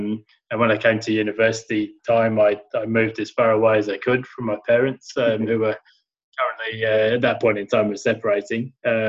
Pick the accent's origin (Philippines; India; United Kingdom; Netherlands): United Kingdom; Sheffield, Yorkshire and the Humber; So as you can hear, I grew up in England, and in a place called Sheffield that was pretty depressed sort of a place back then